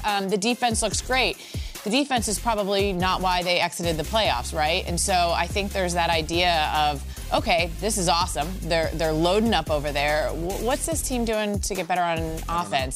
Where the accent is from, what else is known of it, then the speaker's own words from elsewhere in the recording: Tampa, Florida, United States; I grew up in the Tampa Bay area